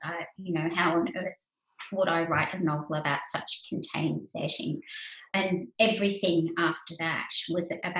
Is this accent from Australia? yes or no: yes; Australia; I was a writer from Australia.